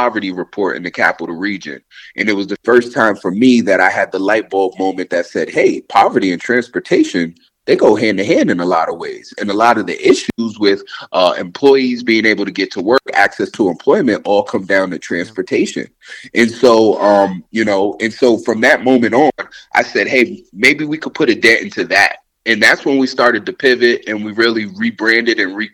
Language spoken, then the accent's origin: English; Albany, New York, United States; growing up in Albany, especially being someone who moved from New York City